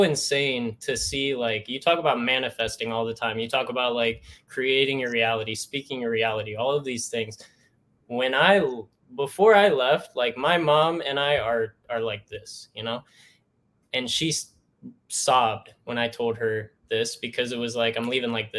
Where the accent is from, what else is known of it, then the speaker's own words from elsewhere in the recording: Northeast Ohio, United States; moved away; I'm from Northeast Ohio